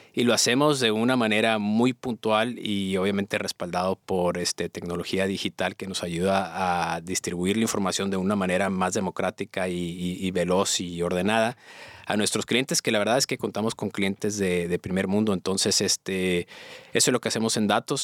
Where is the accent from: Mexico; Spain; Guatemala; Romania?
Mexico; also born or lived in United States; now in Monterrey, Mexico; Soy, soy mexicano, pero estoy en ah. Estados Unidos